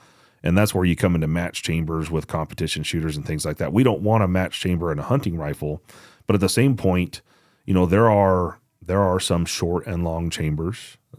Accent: Georgia, United States; born there; Yeah. I was born in Georgia, so I could.

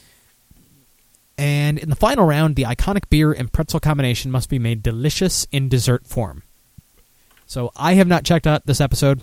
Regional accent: Michigan, United States; moved away; I'm originally from Michigan

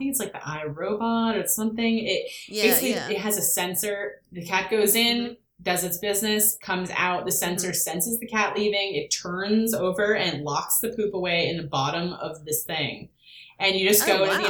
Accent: California, United States; now in New York, United States; when I was growing up in California, I had three outdoor cats

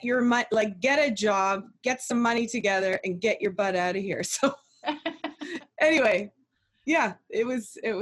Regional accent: Oakville, Ontario, Canada; we grew up in Oakville and went to a great school.

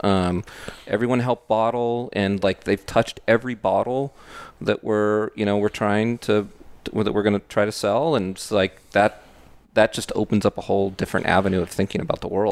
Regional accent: Bay Area, California, United States; moved away as an adult; we grew up in the Bay Area

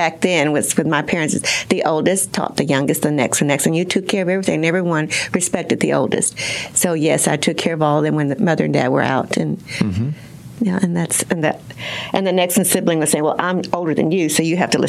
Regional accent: Texas, United States; also born or lived in Harlingen, Texas / Weslaco, Texas / San Antonio, Texas; now in Mansfield, United States; I was born in Harlingen, Texas at that time.

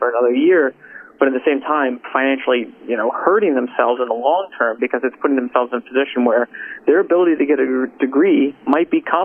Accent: Bloomington, Indiana, United States; I grew up in Bloomington.

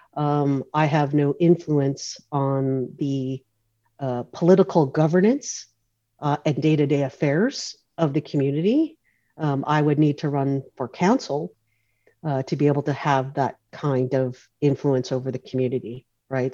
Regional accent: North Vancouver, British Columbia, Canada; I grew up on in Oslahan, the community of Oslahan, which is is uh, part of the, uh, the North Shore uh, traditional territories of the Skoltmish Nation

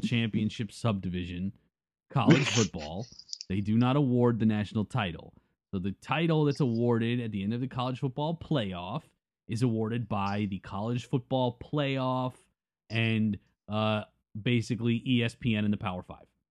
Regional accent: Tampa area, Florida, United States; we grew up in the Tampa area

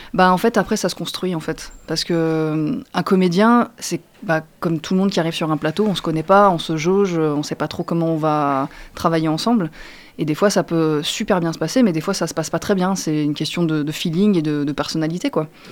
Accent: Marseille, Provence-Alpes-Côte d'Azur, France; moi, je suis née à Marseille

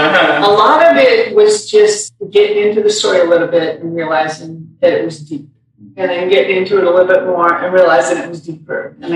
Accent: Montana, United States; moved away; I grew up in Montana.

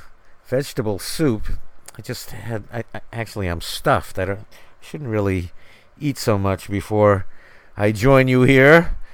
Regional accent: New York City, New York, United States; growing up in New York City, in Manhattan, in the Bronx. It was all about the Yankees in the spring and summer, and the New York Giants in the fall and winter.

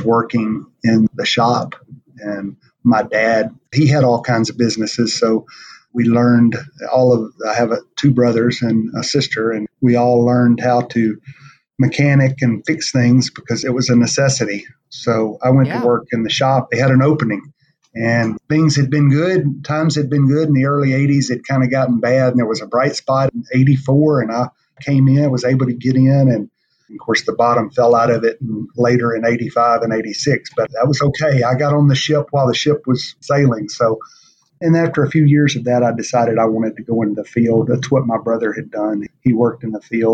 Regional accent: Ferriday, Louisiana, United States; I was raised in Louisiana, small town

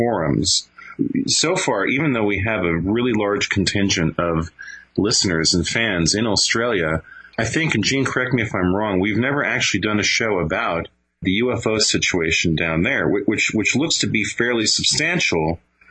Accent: Venezuela; moved away; I grew up in South America, in Venezuela

